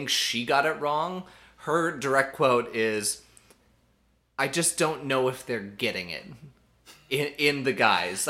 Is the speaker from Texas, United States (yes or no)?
no; Minnesota, United States; I'm from Minnesota